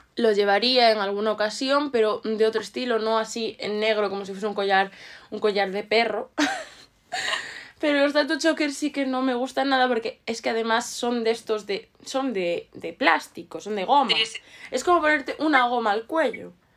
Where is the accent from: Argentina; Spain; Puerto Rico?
Spain; Ourense, Galicia; de donde yo soy, que es Orense, hace mucho frío